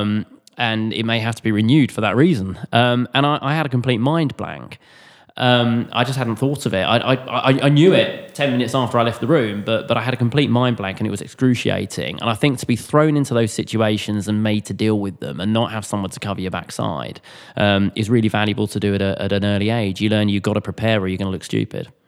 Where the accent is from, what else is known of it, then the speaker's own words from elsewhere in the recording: Cambridge, East of England, United Kingdom; moved away as an adult; also born or lived in Southampton / London; I was from Cambridge. I was from a, you know, a, a countryside area.